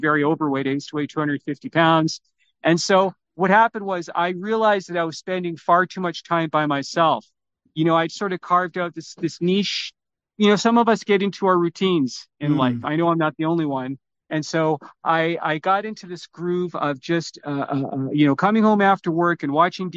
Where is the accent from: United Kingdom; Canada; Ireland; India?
Canada; Vancouver, British Columbia; also born or lived in Toronto; I was born in Toronto, but came to Vancouver in 1969.